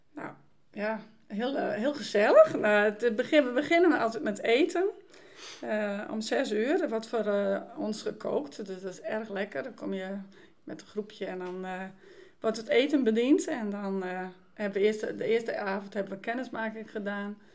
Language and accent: Dutch; Dokkum, Friesland, Netherlands; moved away; ik ben vrijgemaakt opgevoed in Dokkum